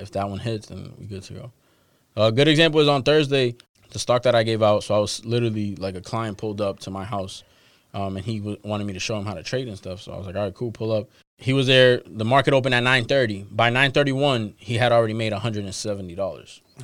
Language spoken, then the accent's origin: English; Boston, Massachusetts, United States; I'm a dude from Dorchester. Like I, I still live in Dorchester